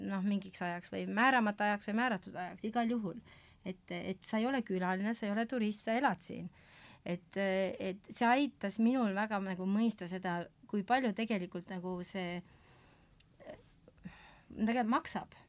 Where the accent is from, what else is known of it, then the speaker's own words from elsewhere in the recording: Saare County, Estonia; mina olen täiesti eestlane läbi lõhki, noh, ja natuke saarlane ja, ja minu taust on küll, ma olen kristlikus kodus kasvanud